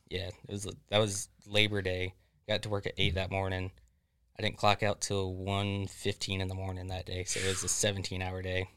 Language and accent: English; Florida, United States; Florida born and raised, uh, about forty-five minutes south of Leesburg